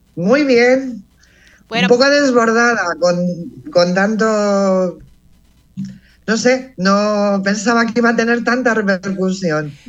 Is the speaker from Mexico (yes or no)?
no; Plasencia, Extremadura, Spain; nací en un pueblo en Plasencia, la provincia de Cáceres, en Extremadura